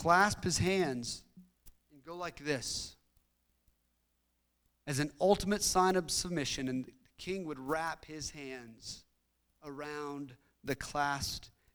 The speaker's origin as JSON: {"language": "English", "country": "United States", "said": "us being American"}